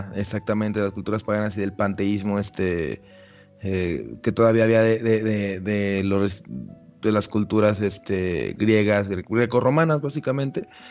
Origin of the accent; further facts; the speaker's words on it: Mexico; como un mexicano villano, o sea, pues de villa, pueblerino, creció en un, en, un, en un pueblo chiquito